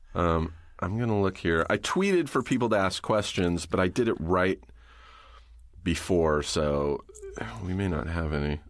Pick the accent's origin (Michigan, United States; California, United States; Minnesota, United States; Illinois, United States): California, United States; Riverside; I grew up in Riverside, you know, halfway between here and the desert